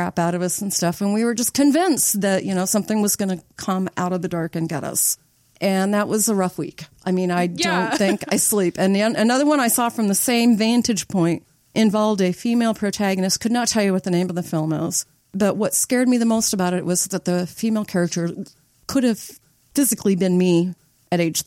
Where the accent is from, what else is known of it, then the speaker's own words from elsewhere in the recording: Nebraska City, Nebraska, United States; I grew up in Nebraska City